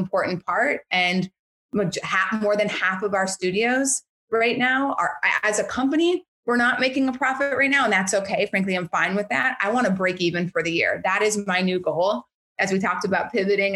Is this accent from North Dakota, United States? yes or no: yes; Bismarck, North Dakota, United States; moved away; Bismarck, which is my hometown.